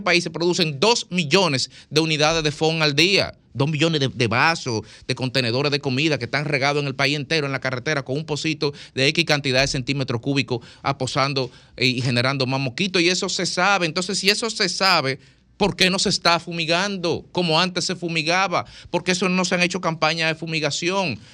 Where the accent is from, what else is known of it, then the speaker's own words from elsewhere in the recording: Dominican Republic; soy un dominicano